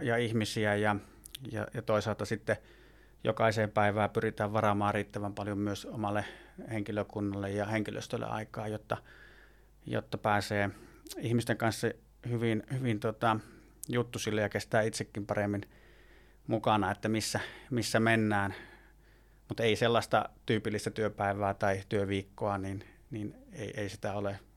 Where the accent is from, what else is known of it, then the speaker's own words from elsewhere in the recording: Puumala, South Savo, Finland; moved away as an adult; also born or lived in Lappeenranta; now in Jämsä, Finland; Puumalasta olen kotoisin aikoinaan